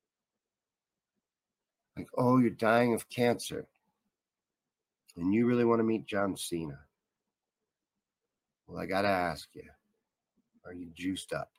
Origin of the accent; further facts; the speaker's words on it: Kentucky, United States; This is from the neck of the woods where I'm from. I grew up in Kentucky